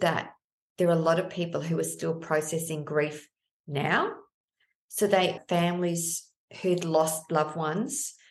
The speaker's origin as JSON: {"language": "English", "town": "Melbourne", "region": "Victoria", "country": "Australia", "said": "I'm from Melbourne"}